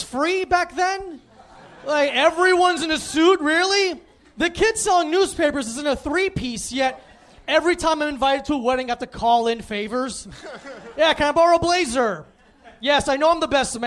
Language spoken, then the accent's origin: English; South Florida, United States; also born or lived in New Jersey; now in New York, United States; I was born in New Jersey, grew up in South Florida